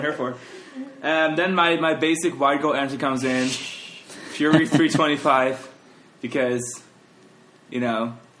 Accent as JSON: {"language": "English", "country": "Netherlands", "moved": "yes", "lives_now": "Orlando, United States", "said": "I'm from Holland."}